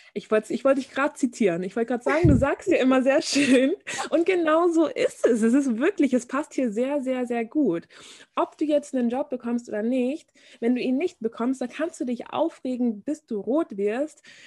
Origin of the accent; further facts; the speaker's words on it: Bavaria, Germany; also born or lived in Munich; ich komme aus Bayern